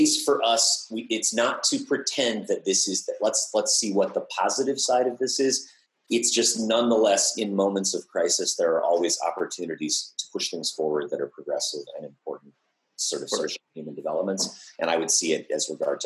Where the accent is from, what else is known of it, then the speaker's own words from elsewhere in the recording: United States; also born or lived in Colorado, United States / Montana, United States; I grew up in the American West, and I was surrounded by infrastructure of nuclear war. I grew up near Rocky Flats before we moved to, which is in Colorado